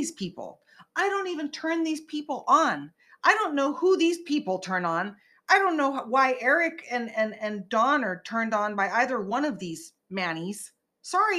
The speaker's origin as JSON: {"language": "English", "region": "Northern California", "country": "United States", "moved": "yes", "lives_now": "Los Angeles, United States", "said": "living in LA, I'm from NorCal, but living"}